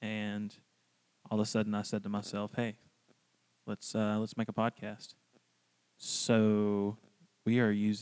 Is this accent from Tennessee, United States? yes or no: no; Washington County, Alabama, United States; I am from Washington County, Alabama. It's a very, very small town.